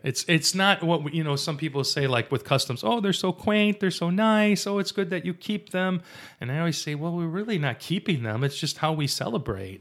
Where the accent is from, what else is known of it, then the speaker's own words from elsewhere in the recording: Wyandotte, Michigan, United States; growing up in Wyandotte